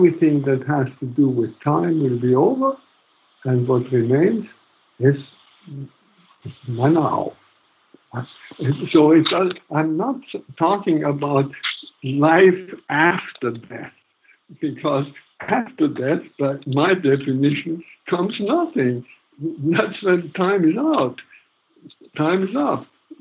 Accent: Germany; moved away; I grew up in Nazi Germany all my teens

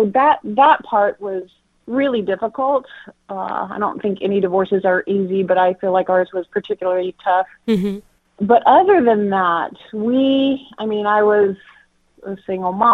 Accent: Castro Valley, California, United States; also born or lived in Kona, Hawaii; now in Modesto, United States; I'm from the Bay Area originally, born and raised in Castro Valley, California.

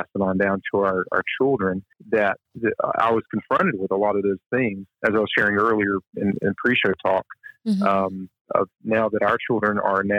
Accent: Selma, Alabama, United States; moved away as an adult; also born or lived in Montgomery, Alabama / New Orleans; I grew up in Selma and Montgomery, Alabama. And just kind of looking back in my life and how I was raised, I was born in the late 70s.

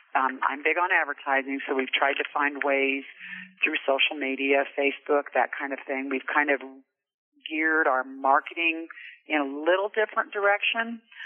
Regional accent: Lyons, Kansas, United States; moved away as an adult; also born or lived in Emporia, Kansas; now in Casper, United States; I was born and raised in Lyons, Kansas, little little small town right in the middle of the state

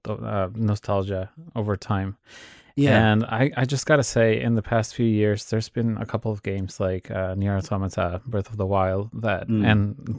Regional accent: Mexico; I'm from Mexico

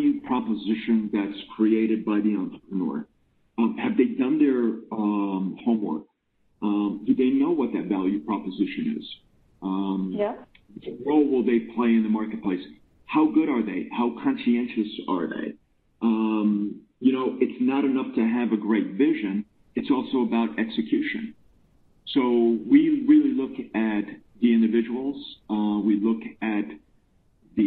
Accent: United States; moved away as an adult; now in Finland; I'm actually American. I've spent 25 years in Finland.

